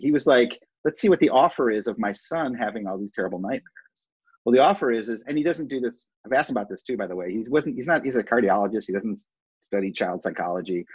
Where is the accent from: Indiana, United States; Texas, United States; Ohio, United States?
Ohio, United States; Cleveland Heights; I grew up in Cleveland Heights, Ohio